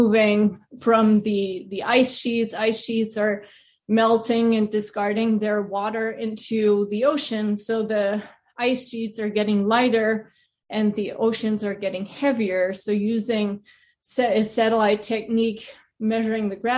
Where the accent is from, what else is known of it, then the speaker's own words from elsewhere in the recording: Germany; moved away as an adult; also born or lived in Pasadena, California; I grew up in Germany.